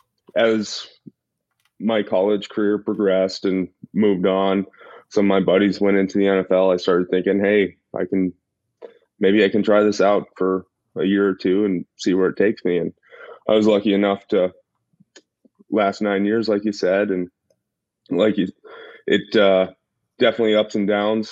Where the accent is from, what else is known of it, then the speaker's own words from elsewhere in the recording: Glendive, Montana, United States; I grew up in a town of 5,000 people, a really small town in eastern Montana, Glendive